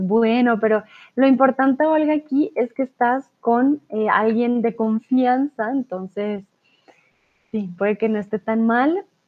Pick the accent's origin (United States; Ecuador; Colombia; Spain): Colombia